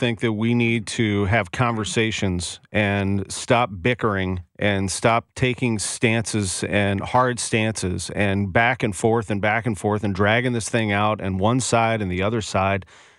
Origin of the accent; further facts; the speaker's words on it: St. Louis County, Missouri, United States; I didn't grow up downtown, but I've worked downtown for almost 25 years, and I love it. And I grew up in St. Louis County